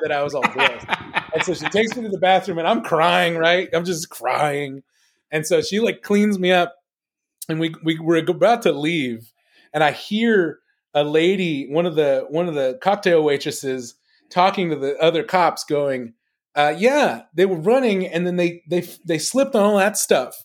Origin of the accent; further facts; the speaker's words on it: Los Angeles, California, United States; I grew up in Los Angeles